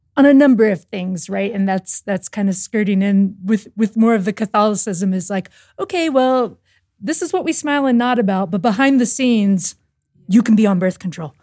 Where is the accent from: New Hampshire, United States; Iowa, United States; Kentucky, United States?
Kentucky, United States; Louisville; I grew up in Louisville, Kentucky